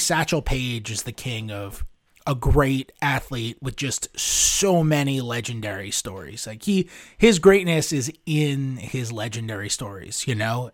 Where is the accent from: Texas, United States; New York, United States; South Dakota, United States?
New York, United States; I'm a Jew from New York